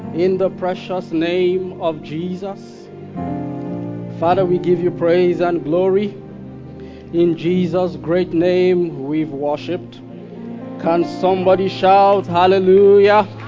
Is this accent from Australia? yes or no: no; Kaduna, Kaduna State, Nigeria; I grew up in Kaduna